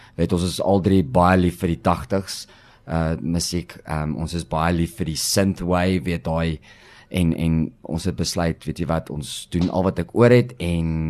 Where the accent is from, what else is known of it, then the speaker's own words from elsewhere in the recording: Pretoria, Gauteng, South Africa; moved away as an adult; now in Cape Town, South Africa; ons ons is oorspronklik van Pretoria af, Sensio